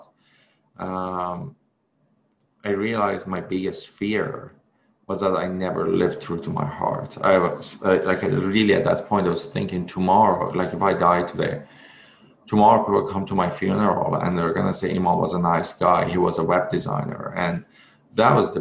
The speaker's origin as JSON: {"language": "English", "country": "Iran", "second_language": "English", "moved": "as an adult", "lives_now": "North America", "said": "back then I was in Iran. I couldn't speak English"}